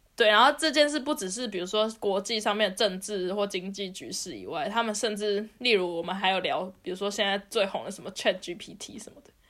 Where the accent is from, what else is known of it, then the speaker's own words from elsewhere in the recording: Taiwan; now in Germany; 别人知道我是台湾人